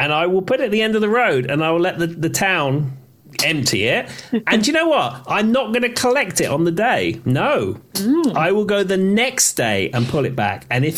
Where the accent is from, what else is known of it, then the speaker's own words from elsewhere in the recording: London, United Kingdom; moved away as an adult; now in United States; growing up in England, certainly growing up in London, you meet a lot of Australians